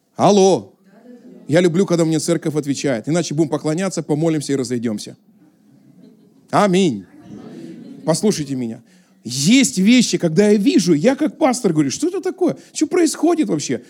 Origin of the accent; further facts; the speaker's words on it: Russia; accent: southern Russian (г-fricative, 'гэкаю'); now in Moscow, Russia; Я там жил близко к Украине